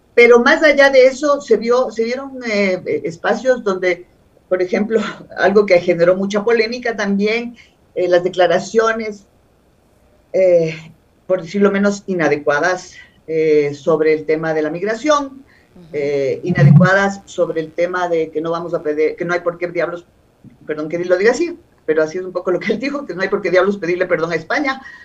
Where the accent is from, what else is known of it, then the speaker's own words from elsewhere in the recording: Ecuador; como una ecuatoriana más